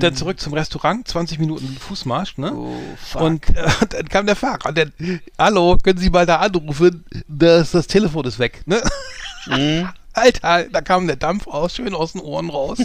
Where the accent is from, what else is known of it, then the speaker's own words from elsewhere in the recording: Bremen, Germany; bei uns in Bremen